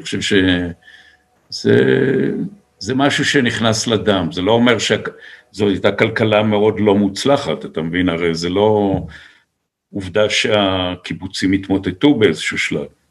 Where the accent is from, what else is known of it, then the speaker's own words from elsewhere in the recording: Israel; גדלנו בקיבוץ